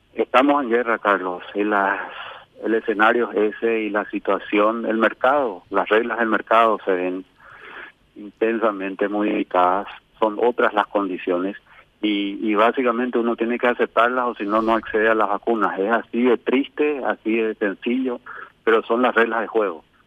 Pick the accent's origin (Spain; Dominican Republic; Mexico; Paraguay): Paraguay; yo soy apenas un paraguayo